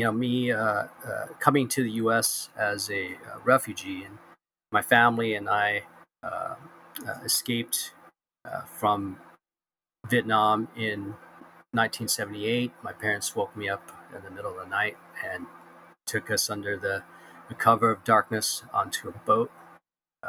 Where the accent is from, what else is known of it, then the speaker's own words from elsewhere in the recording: the South, Orange County, California, United States; also born or lived in Southern United States; I grew up as American and apple pie as could be from the South, and eventually my parents, you know, as our family came to the U.S., they were all over the place, right? And many of them ended up in Southern California. So my parents wanted to be closer to family, and in 1987 we packed up and moved to California, and I ended up in Orange County. And finished high school here